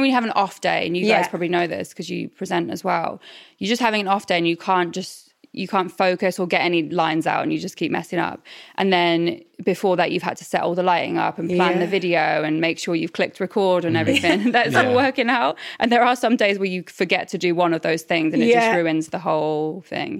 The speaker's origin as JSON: {"language": "English", "town": "Norwich", "region": "East of England", "country": "United Kingdom", "moved": "yes", "said": "I'm from Norwich originally."}